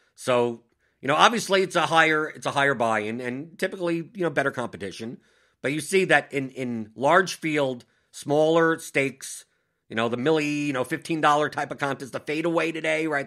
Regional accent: New York, United States; I'm from New York

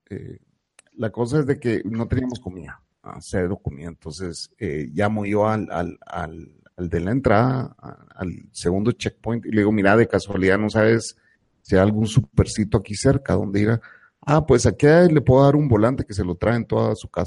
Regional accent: San Salvador, El Salvador; Pero nosotros que venimos de San Salvador, que regularmente está 25, 28, ¿me entendés?

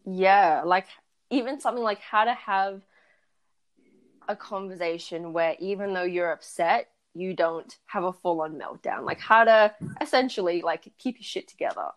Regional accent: Perth, Western Australia, Australia; I was born and raised in Perth, and I went to a predominantly white school, and I grew up in a predominantly white neighborhood

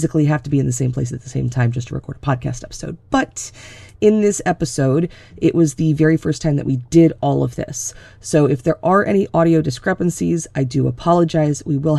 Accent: Florida, United States; moved away as an adult; I was born and raised in Florida. So I moved out of Florida when I was 21 and I moved to Connecticut and I've been here ever since.

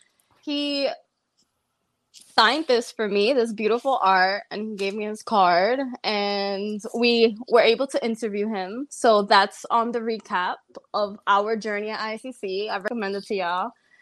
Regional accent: New York City, New York, United States; I'm from the Bronx.

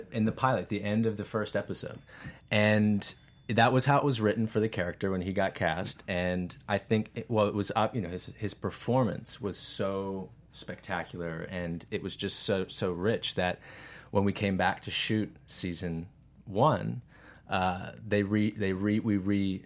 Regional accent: Virginia, United States; I am an actor from Virginia and primarily been working in the Mid-Atlantic area

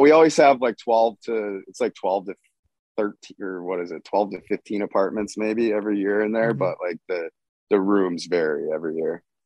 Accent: Michigan, United States; I'm from Michigan.

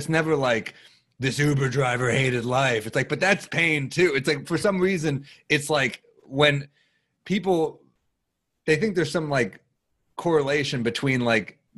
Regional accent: New York, United States; I'm a New Yorker

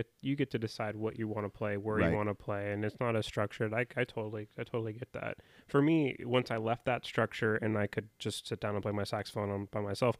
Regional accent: Vancouver, Washington, United States; born and {S2} raised in Vancouver, Washington, has very, very rarely have left it.

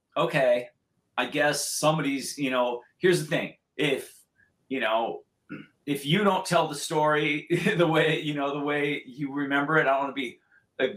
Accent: Santa Barbara, California, United States; now in Los Angeles, United States; the like local paper from where we grew up in Santa Barbara

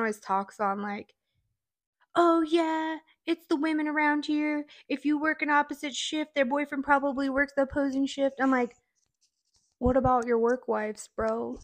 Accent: Spring Creek, Nevada, United States; I grew up in Spring Creek

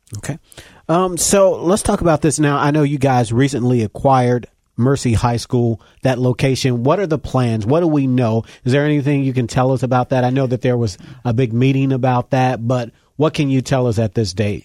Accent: Cincinnati, Ohio, United States; I grew up in Winton Terrace

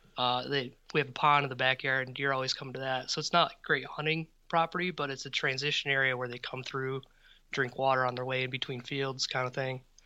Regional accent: Midwest, United States; as a Midwesterner

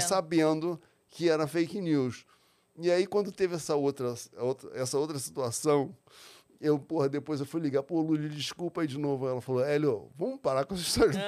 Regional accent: Rio de Janeiro, Brazil; Nasci na Vila da Penha, um subúrbio carioca

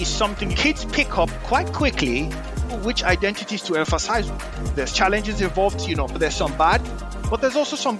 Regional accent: Nigeria; also born or lived in Poland; even though I grew up in Nigeria.

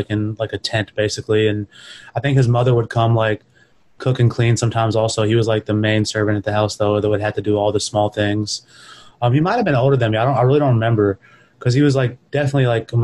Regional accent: Mississippi, United States; also born or lived in New York, United States; I was born in New York and I only lived there for like a couple of years as a kid. My father kind of quickly moved us down south to Mississippi

